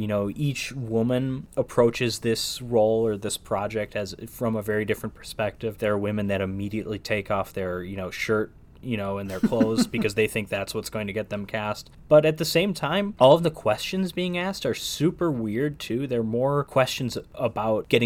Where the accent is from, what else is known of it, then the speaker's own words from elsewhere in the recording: United States; as an American